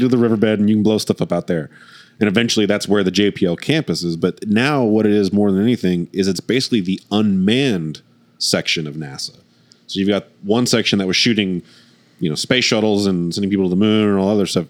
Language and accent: English; Oklahoma, United States; we're we're from Oklahoma